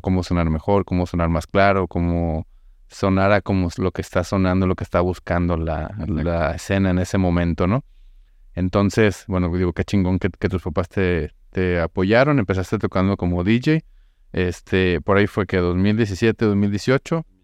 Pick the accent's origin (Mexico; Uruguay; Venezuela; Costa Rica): Mexico; yo soy mexicano